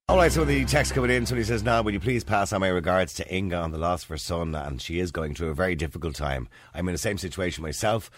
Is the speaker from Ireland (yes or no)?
yes; Ireland; we've always done it as Irish people